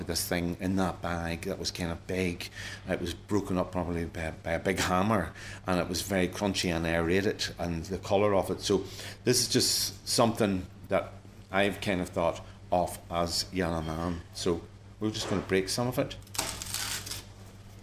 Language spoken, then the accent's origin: English; Toomebridge, Northern Ireland, United Kingdom; where I'm from Toombridge in County Antrim